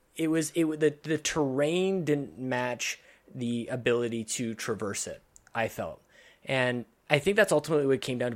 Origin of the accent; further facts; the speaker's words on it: Canada; as a Canadian